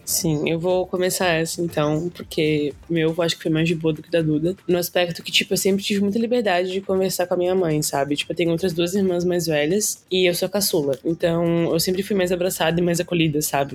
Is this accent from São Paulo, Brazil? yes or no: no; Garopaba, Santa Catarina, Brazil; Eu nasci na Carmela, mas eu sou de Garopaba, né? tipo, passei minha vida inteira lá